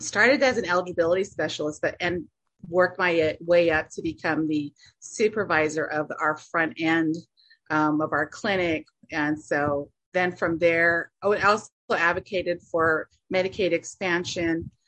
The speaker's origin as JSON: {"language": "English", "town": "Monument Valley", "region": "Utah", "country": "United States", "said": "I'm from Monument Valley, Utah area. So I reside in San Juan County."}